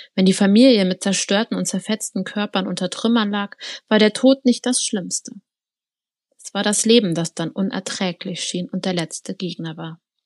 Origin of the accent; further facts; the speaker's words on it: Berlin, Germany; Berlin kenne ich jetzt also als Berlinerin